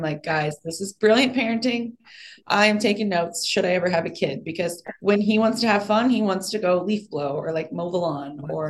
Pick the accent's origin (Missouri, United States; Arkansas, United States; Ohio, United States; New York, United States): Missouri, United States; Kansas City; No, it was Kansas City.